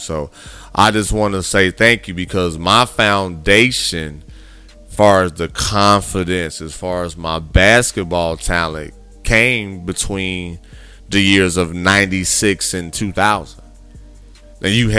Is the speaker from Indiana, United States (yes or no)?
yes; Gary, Indiana, United States; I'm from Gary, Indiana